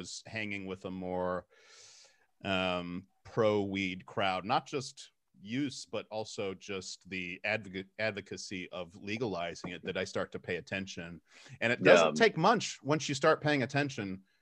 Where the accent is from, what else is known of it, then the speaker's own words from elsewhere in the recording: Texas, United States; moved away; I grew up in Texas